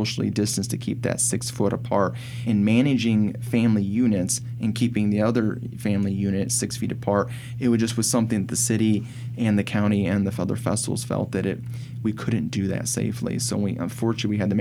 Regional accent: Fort Wayne, Indiana, United States; I was born and raised here in Fort Wayne

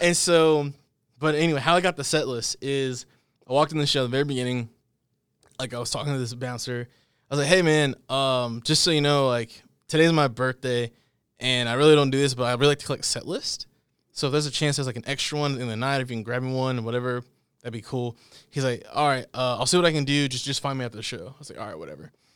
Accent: Dallas, Texas, United States; moved away; I'm from the Dallas area

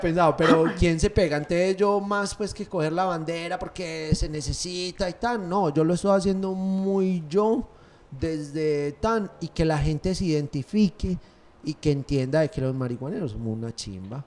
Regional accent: Paisa, Antioquia, Colombia; Obviamente soy paisa, pero todos los colombianos somos una chimba

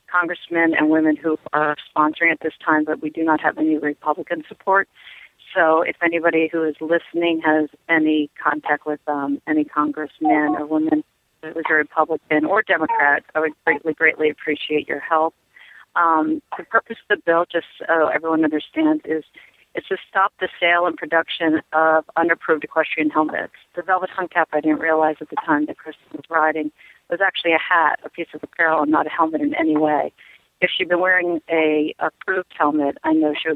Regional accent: Connecticut, United States; I'm from Connecticut

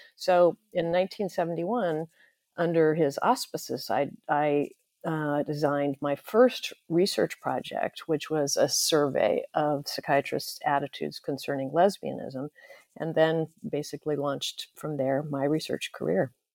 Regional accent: Santa Barbara, California, United States; moved away as an adult; I was born and raised in Santa Barbara, California, U S

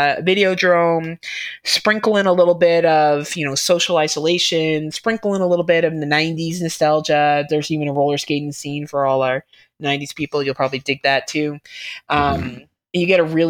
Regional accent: Ontario, Canada; I'm Canadian, so automatically I know how to do all that shit just to survive my wilderness that I live

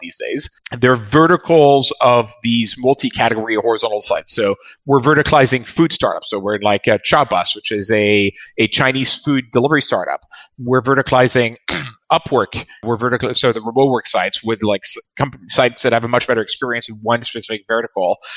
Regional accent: France; I was born in France

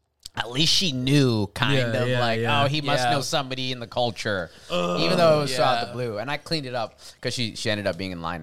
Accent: Canada; I'm African descent from Canada.

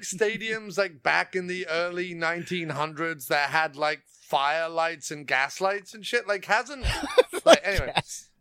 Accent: England, United Kingdom; I was born and raised in England

